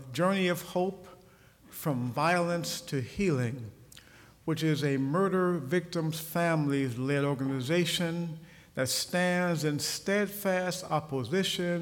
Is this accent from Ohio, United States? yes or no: yes; Ohio, United States; moved away as an adult; I returned to my home state, Ohio, after having been gone for many years